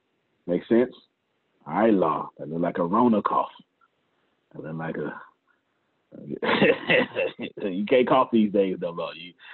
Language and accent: English; Nigeria; I'm from Nigeria. I would love to be a part of this, but I don't know if I'm eligible for the opportunity. Yes, you are. I am Nigerian.